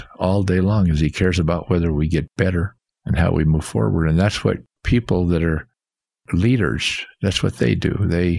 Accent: Rexburg, Idaho, United States; But I loved growing up in Rexburg, Idaho.

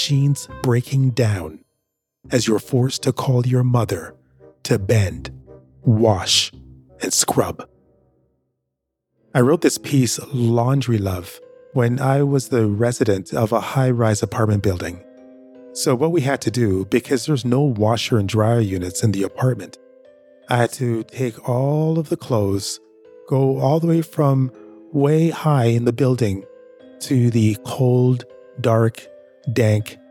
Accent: Jamaica; now in Canada; Where I'm from, I'm originally from Jamaica.

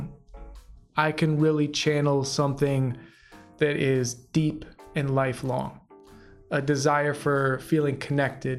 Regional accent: Atlanta, Georgia, United States; moved away as an adult; also born or lived in Chicago, Illinois / Indiana / Athens, Georgia; now in Bay Area, United States; I was born in Chicago, Illinois. And then my dad got transferred to Atlanta, Georgia. So I ended up living in Atlanta from third grade until I finished high school

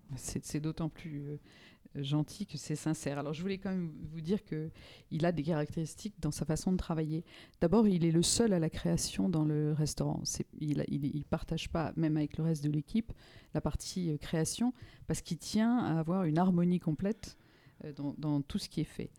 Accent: Normandy, France; moved away; also born or lived in Paris; Je, serais, je dirais, normande de naissance, parisienne de, euh, de cœur

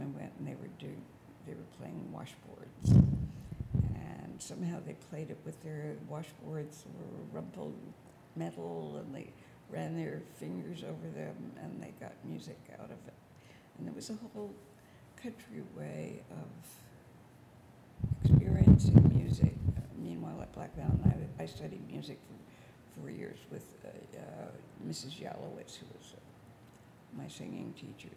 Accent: Quebec, Canada; moved away as an adult; also born or lived in Montreal / Black Mountain / New York City; I was young from French Canada, coming from a French background

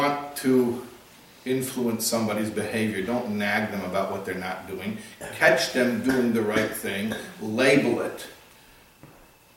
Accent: Chicago, Illinois, United States; I grew up in the Midwest in Chicago

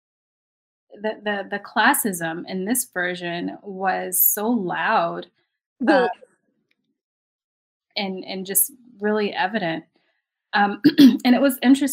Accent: New York City, New York, United States; I grew up in Brooklyn. I grew up in the projects in Brooklyn

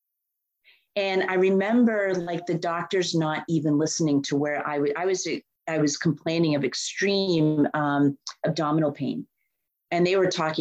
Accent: Boston, Massachusetts, United States; And I'm born and raised in Boston. I know Boston like the back of my hand. I actually grew up in the suburbs

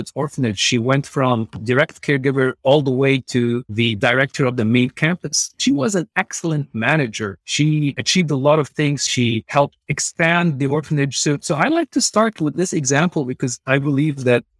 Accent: Beirut, Beirut Governorate, Lebanon; now in San Antonio, United States; I grew up in Beirut, Lebanon

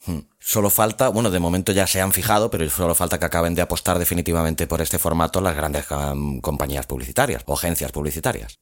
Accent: Catalonia, Spain; yo como catalán

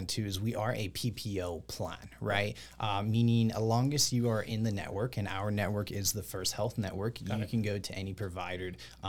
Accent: Texas, United States; us here in Texas. I'm from Texas.

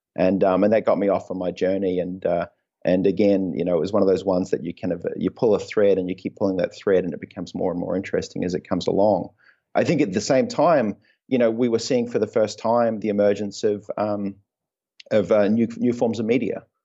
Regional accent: New Zealand; also born or lived in Belgium / Oxford; I was born in, uh, in Belgium. Um, and then moved to New Zealand when I was about, uh, two years old

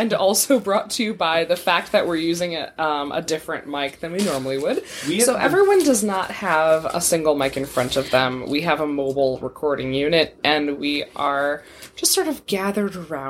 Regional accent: Midwest, United States; I'm from the Midwest.

